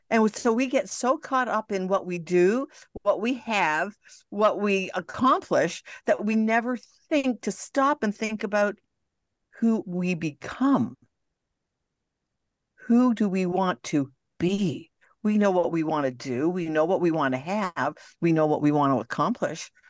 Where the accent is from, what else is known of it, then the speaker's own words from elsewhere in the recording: Montreal, Quebec, Canada; Well, I'm Canadian. I'm going home to visit.